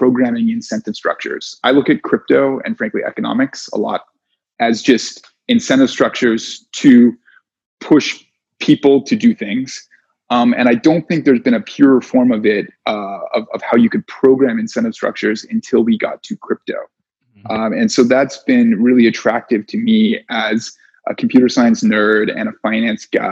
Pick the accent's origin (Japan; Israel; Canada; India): Canada; moved away as an adult; also born or lived in New York; I'm Canadian